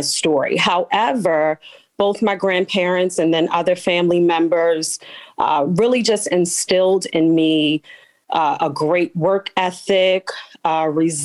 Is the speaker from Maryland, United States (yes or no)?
yes; Baltimore, Maryland, United States; I am a Baltimore City native, born and raised West Side